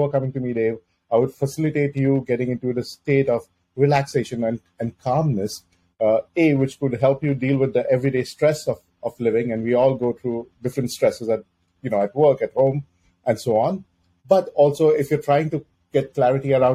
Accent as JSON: {"language": "English", "town": "Mumbai", "region": "Maharashtra", "country": "India", "tie": "born or raised there", "moved": "as an adult", "lives_now": "North America", "said": "I grew up in Mumbai, India"}